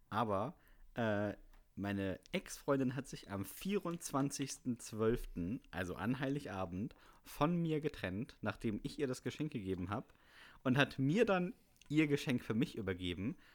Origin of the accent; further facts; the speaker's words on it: Bremen, Germany; also ich bin als, als Bremer sowieso und allgemein großer Fan von Grünkohl.